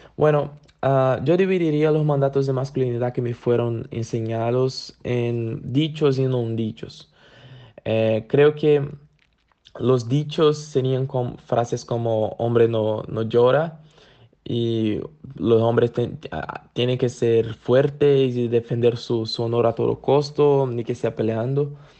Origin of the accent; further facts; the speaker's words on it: Brazil; soy de Brasil